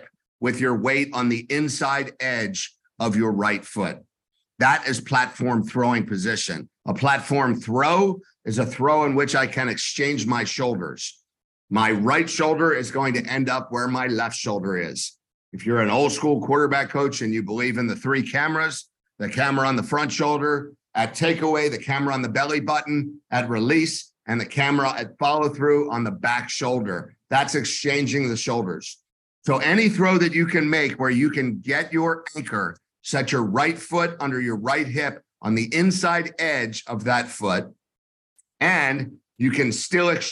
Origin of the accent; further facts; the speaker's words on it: Tampa, Florida, United States; I am from Tampa, Florida.